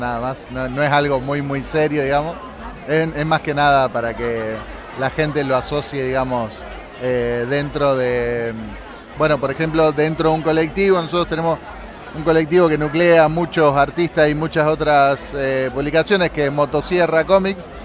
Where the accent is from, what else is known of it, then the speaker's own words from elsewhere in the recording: Rosario, Santa Fe, Argentina; la ciudad de Rosario que es de donde soy yo